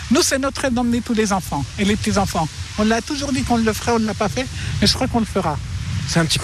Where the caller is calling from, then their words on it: Besançon, Bourgogne-Franche-Comté, France; je viens de Besançon.